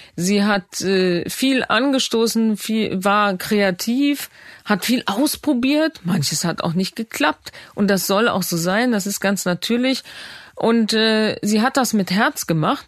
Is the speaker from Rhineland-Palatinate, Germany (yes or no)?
yes; Bad Neuenahr-Ahrweiler, Rhineland-Palatinate, Germany; in Bad Neuna in meiner Geburtsstadt